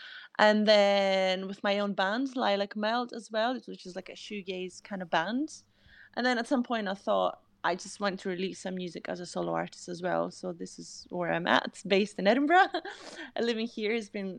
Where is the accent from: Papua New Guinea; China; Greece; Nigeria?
Greece; moved away as an adult; also born or lived in Amsterdam; I'm originally from Greece. I was born in Greece and I started doing music in Greece.